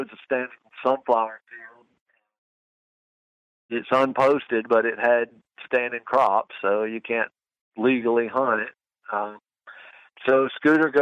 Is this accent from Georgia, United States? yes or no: yes; Georgia, United States; I'm from Georgia and it's pretty thick here